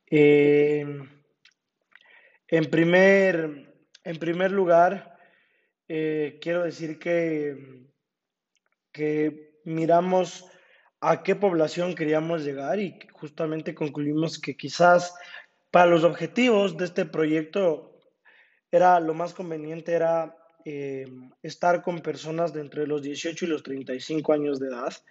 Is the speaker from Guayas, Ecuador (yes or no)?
no; Ambato, Tungurahua, Ecuador; also born or lived in Quito; y en Ambato porque es mi ciudad natal y es donde también a consecuencia de la pandemia he estado viviendo este último año y medio.